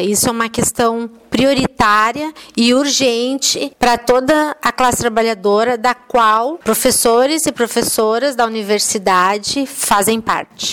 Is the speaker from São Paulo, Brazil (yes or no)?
no; Rio Grande do Sul, Brazil; moved away; also born or lived in Belo Horizonte; eu sou uma gaúcha, eu sou meio andarilha